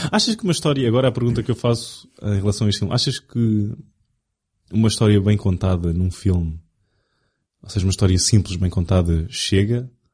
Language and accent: Portuguese; Portugal; accent: European Portuguese